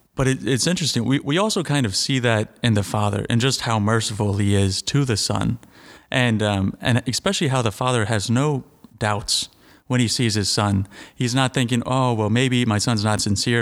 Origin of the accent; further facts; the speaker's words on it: Royersford, Pennsylvania, United States; I'm from Sacred Heart in Royersford.